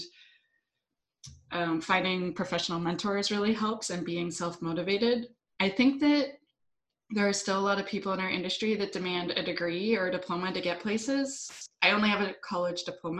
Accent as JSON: {"language": "English", "town": "Ottawa", "region": "Ontario", "country": "Canada", "moved": "as an adult", "lives_now": "Vancouver Island, Canada", "said": "I'm from Ottawa. I lived in Ottawa a long time, but now I live on the beautiful island of Vancouver Island"}